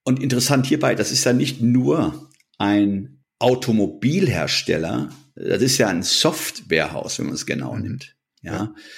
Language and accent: German; Germany; wir als Deutsche